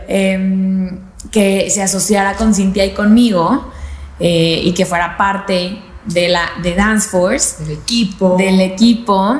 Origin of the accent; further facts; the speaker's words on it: Torreón, Coahuila, Mexico; estaba en mi casa en Torreón, soy de Torreón